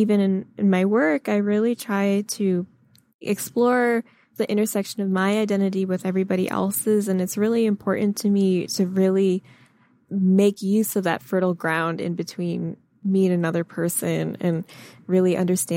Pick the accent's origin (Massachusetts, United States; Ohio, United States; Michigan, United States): Michigan, United States; I grew up in Michigan